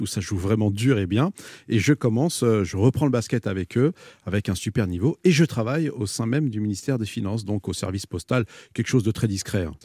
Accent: France; je suis né ici, je suis un isicien.

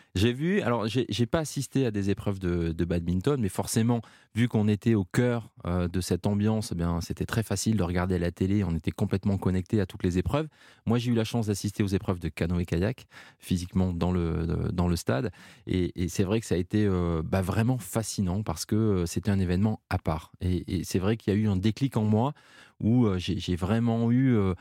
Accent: Pau, Nouvelle-Aquitaine, France; ma région d'origine, là où je suis né, là où j'ai grandi

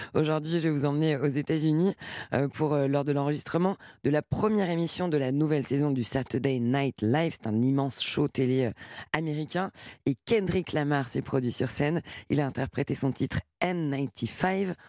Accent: France; à Paris, chez nous, en France.

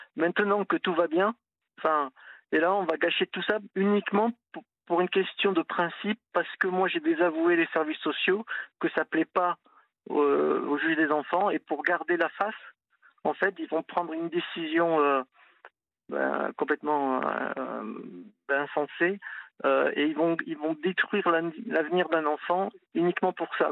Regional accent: Toulouse, Occitania, France; moved away as an adult; now in Nantes, France; je suis Toulousain, je suis venu à Nantes il y a 20 ans

